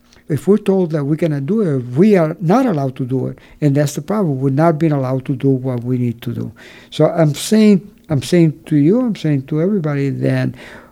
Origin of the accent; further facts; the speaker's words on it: San Sebastián, Puerto Rico; In my hometown in San Sebastian